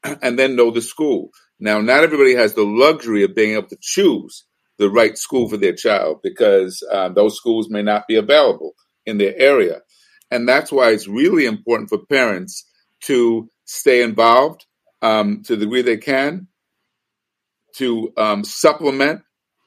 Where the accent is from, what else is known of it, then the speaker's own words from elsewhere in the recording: New York City, New York, United States; moved away; also born or lived in Bay Area, California / Los Angeles, United States; I was involved in my community first as a young person growing up in New York City and then in the Bay Area.